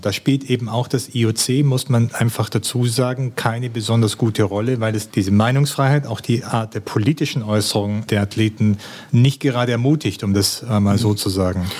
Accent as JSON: {"language": "German", "country": "Germany", "also_born_or_lived": "China", "said": "Als Deutscher, der irgendwie aus einem Land kommt, das immer wahnsinnig viel plant"}